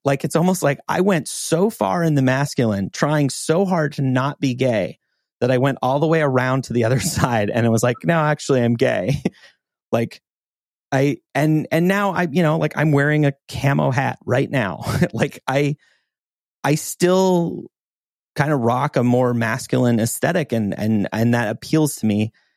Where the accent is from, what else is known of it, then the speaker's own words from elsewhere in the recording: Montana, United States; moved away; growing up in Montana